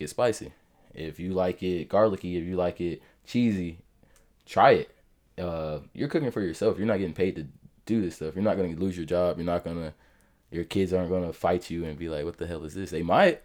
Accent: Jacksonville, Florida, United States; also born or lived in Atlanta / Orlando; we got stationed in Mayport. That's when we moved down here. So I've been here all my life, uh, literally all 24 years.

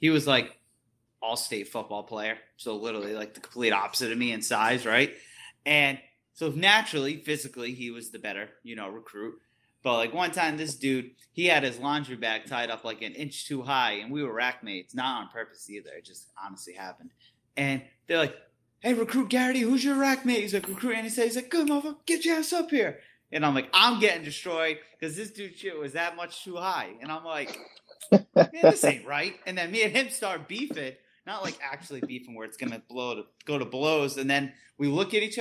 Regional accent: East Coast, United States; now in West Coast, United States; I'm from the East Coast

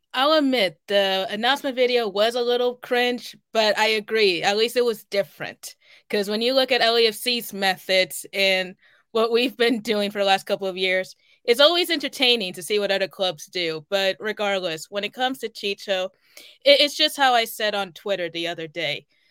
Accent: Kansas City, Missouri, United States; my hometown

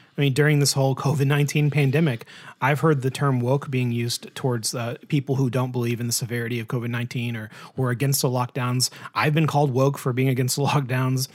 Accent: United States; being an American

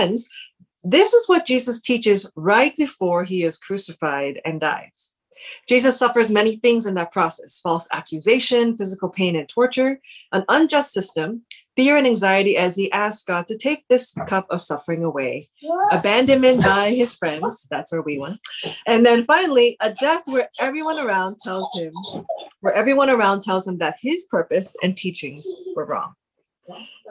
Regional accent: United States; now in United Kingdom; I'm Korean American, we both are

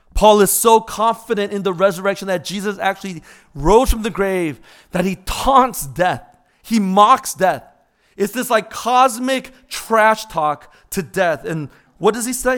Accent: Orange County, California, United States; as a little kid growing up in Orange County.

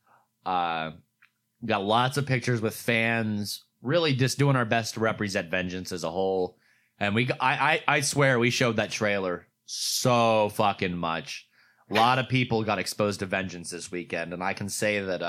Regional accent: Pittsburgh, Pennsylvania, United States; From Pittsburgh

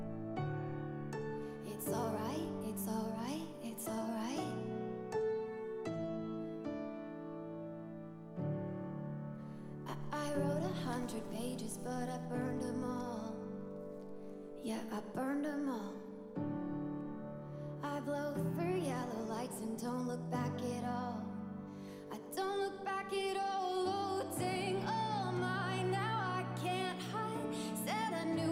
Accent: Zanesville, Ohio, United States; I'm from Zanesville, Ohio

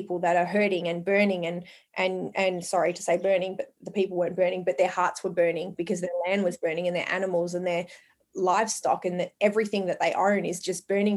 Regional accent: Longford, Victoria, Australia; also born or lived in Port Albert, Victoria; So my family originally moved to Port Albert, and then I grew up in Longford. I was a Longford girl

